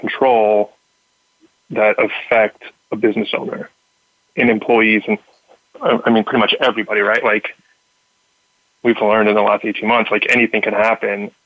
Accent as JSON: {"language": "English", "region": "Southern California", "country": "United States", "tie": "born or raised there", "said": "I grew up in Southern California"}